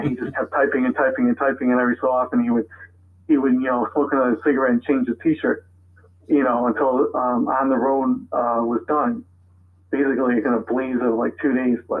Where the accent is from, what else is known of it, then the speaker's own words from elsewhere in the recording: Buffalo, New York, United States; my hometown, Buffalo, New York.